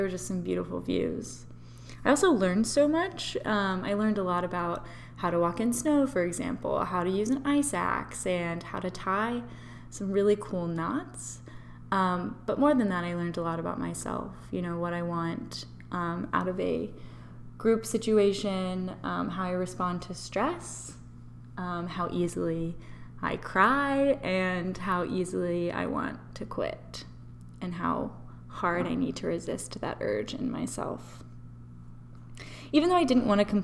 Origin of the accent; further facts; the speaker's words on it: Memphis, Tennessee, United States; moved away as an adult; also born or lived in North Carolina; I'm from Memphis, Tennessee.